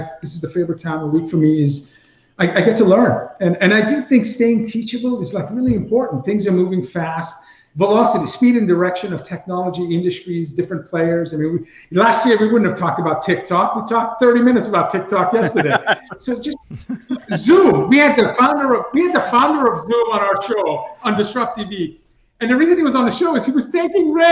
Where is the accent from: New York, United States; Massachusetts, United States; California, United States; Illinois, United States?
Massachusetts, United States; Boston; growing up in Boston